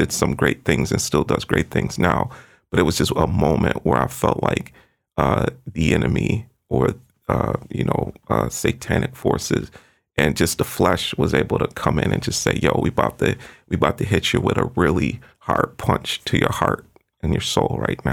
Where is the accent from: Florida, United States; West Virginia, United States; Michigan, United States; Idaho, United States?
Florida, United States; moved away; I was born in Florida